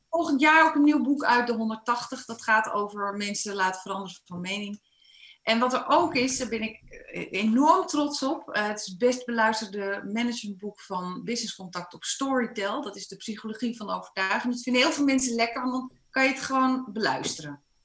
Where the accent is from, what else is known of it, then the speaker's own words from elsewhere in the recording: Netherlands; Ik ben wel een Nederlander